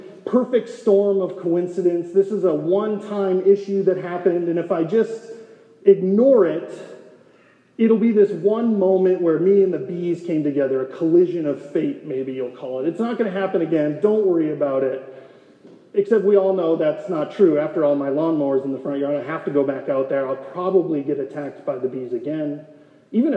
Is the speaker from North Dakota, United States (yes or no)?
yes; North Dakota, United States; moved away as an adult; now in Gilbert, United States; Rachel and I grew up in North Dakota in a rural town of 350 people